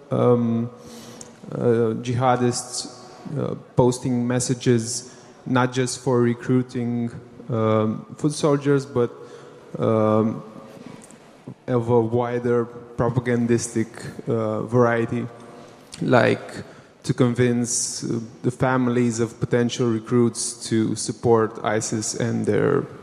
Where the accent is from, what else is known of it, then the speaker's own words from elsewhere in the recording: Romania; I'm from Romania